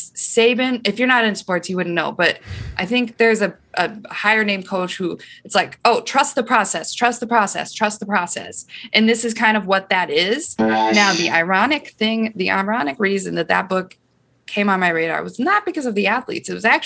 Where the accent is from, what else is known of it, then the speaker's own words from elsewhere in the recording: Iowa, United States; Say, okay, guys, I'm from Iowa, not potatoes, corn.